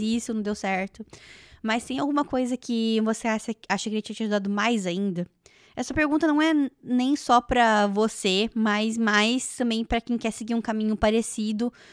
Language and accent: Portuguese; Joinville, Santa Catarina, Brazil; now in Canada; lá da minha cidade, de Joinville